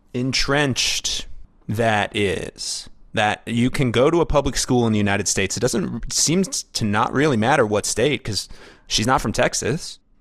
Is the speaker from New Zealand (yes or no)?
no; Canada; as someone who is experiences this as a Canadian